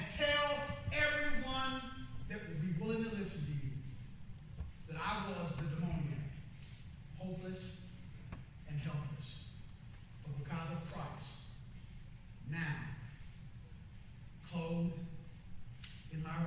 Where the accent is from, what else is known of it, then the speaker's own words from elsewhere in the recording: Kansas City, United States; now in Houston, United States; I went back to my hometown, Kansas City